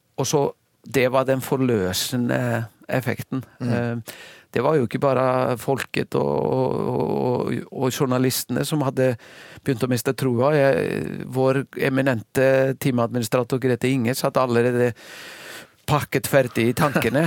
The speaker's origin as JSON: {"language": "Norwegian", "country": "Iceland", "moved": "as an adult", "lives_now": "Norway", "said": "så har jeg slekt og, og familie som, som, er veldig aktive i topphåndballen hjemme på Island"}